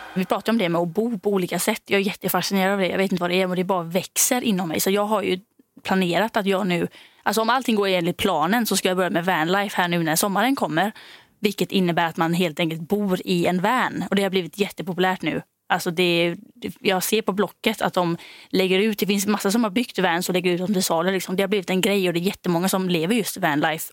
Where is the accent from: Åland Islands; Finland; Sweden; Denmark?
Denmark; moved away; jag är då från Danmark